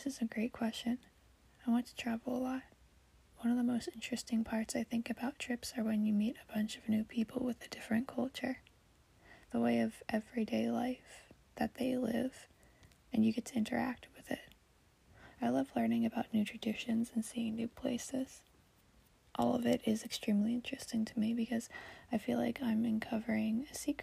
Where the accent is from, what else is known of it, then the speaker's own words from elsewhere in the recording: United States; I was born and raised in America